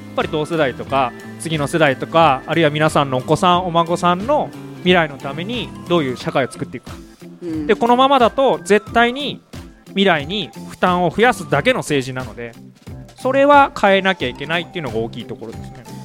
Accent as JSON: {"language": "Japanese", "region": "Okayama", "country": "Japan", "tie": "born or raised there", "said": "岡山生まれ岡山に今住んでおります"}